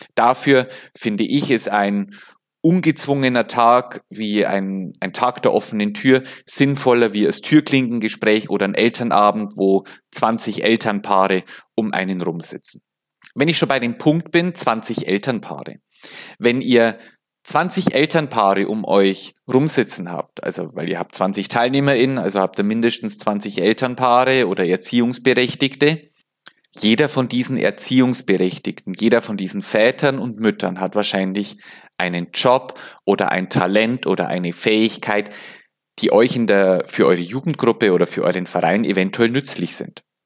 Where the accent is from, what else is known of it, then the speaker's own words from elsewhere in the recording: Bavaria, Germany; also ich komme ja aus Bayern